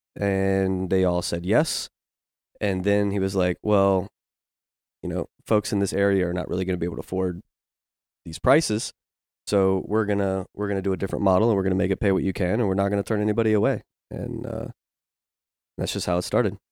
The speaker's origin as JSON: {"language": "English", "region": "Virginia", "country": "United States", "tie": "born or raised there", "moved": "yes", "lives_now": "Memphis, United States", "said": "I grew up in Virginia"}